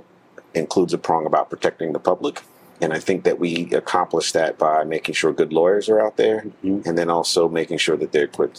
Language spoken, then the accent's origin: English; Savannah, Georgia, United States; now in Atlanta, United States; I am from Savannah, Georgia.